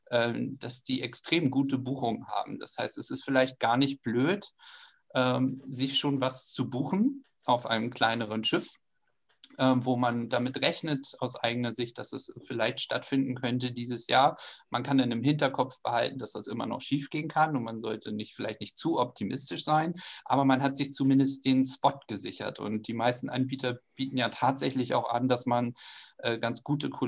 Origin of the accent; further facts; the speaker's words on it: Schleswig-Holstein, Germany; Ich komme aus Schleswig-Holstein, aber selbst für mich hat das ganz, ganz viel Spaß gemacht